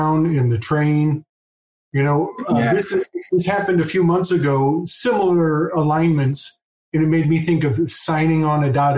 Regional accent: United States; I was brought up in Amish country

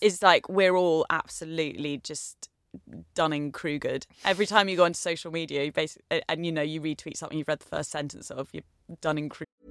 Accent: Essex, East of England, United Kingdom; as someone blonde growing up in Essex

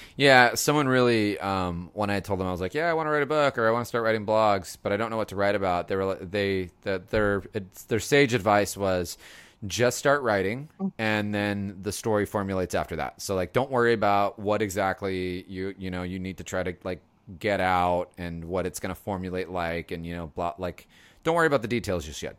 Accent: Los Angeles, California, United States; moved away as an adult; now in San Francisco, United States; it's my hometown

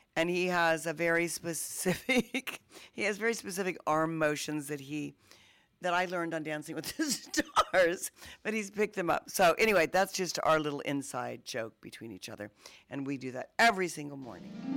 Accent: Wichita, Kansas, United States; I come from Wichita, Kansas

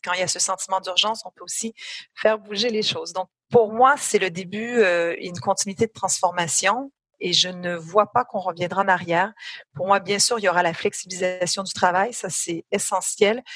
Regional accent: Canada; moved away as an adult; now in France; j'ai un accent, donc je suis canadienne, je suis canado-française pour être très précise

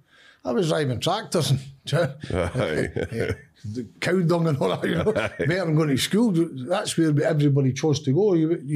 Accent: Leith, Scotland, United Kingdom; I grew up in Leaf for Easter Road

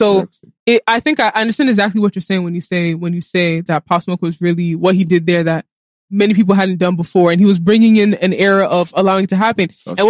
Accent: United States; I'm born and raised in America

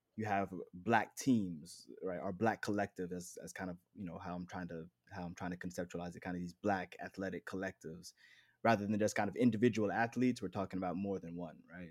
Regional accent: West Palm Beach, Florida, United States; also born or lived in Chicago / Miami; born and raised in West Palm Beach, Florida

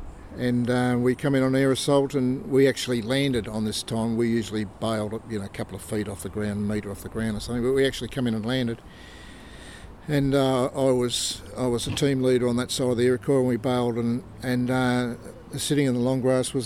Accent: Melbourne, Victoria, Australia; moved away as an adult; now in Queensland, Australia; I grew up in Melbourne, did my education in Melbourne, did an apprenticeship in Melbourne

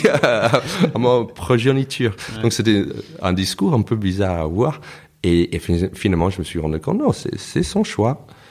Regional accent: United States; first language English; French is a second language; moved away as an adult; also born or lived in New York / Toulouse; now in Paris, France; je me considère américain parce que je suis né, j'ai grandi là-bas

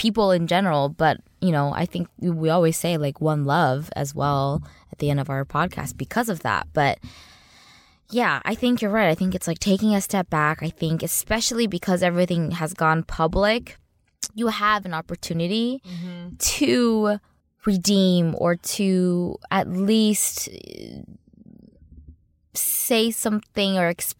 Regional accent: United States; also born or lived in Los Angeles; I'm American

